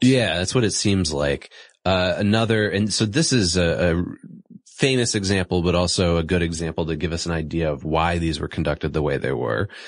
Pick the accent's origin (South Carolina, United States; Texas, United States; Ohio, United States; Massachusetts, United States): Massachusetts, United States; my home state, Massachusetts